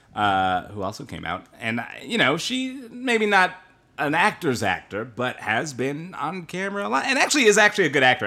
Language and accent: English; Bothell, Washington, United States; I am from Bothell, Washington